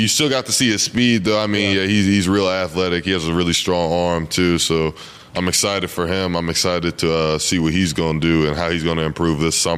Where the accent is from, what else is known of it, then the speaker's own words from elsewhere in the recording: Olathe, Kansas, United States; We're both from the same city. We're both from Olathe